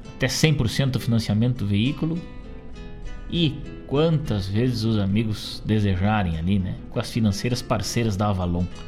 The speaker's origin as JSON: {"language": "Portuguese", "town": "Rosário do Sul", "region": "Rio Grande do Sul", "country": "Brazil", "tie": "born or raised there", "said": "minha terra natal, Rosário do Sul"}